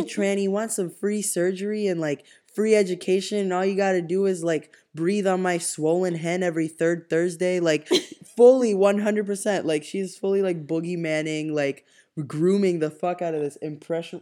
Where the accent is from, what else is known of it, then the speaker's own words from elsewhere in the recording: Cuba; I was born and raised in Cuba